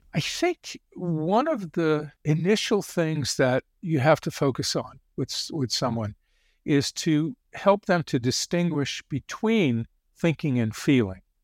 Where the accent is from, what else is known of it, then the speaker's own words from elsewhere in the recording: Connecticut, United States; I grew up in Connecticut.